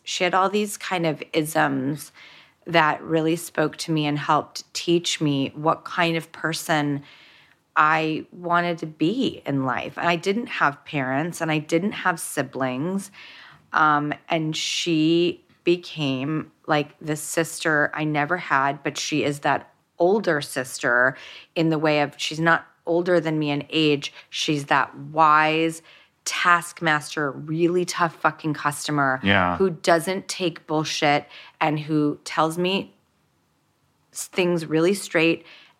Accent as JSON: {"language": "English", "town": "Hollywood", "region": "California", "country": "United States", "tie": "born or raised there", "said": "when I grew up in Hollywood and in industry, really I only had Steven Spielberg to look to for a moral compass."}